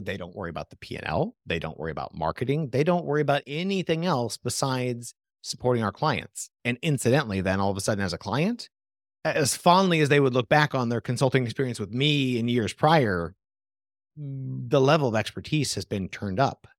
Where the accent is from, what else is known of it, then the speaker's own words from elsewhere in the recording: Portland, Oregon, United States; I come from Portland, Oregon, tons of small businesses there